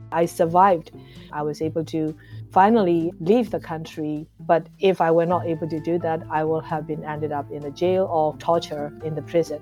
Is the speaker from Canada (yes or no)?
no; Myanmar; now in United States; Originally, I'm from Burma or Myanmar, uh, but now residing in the United States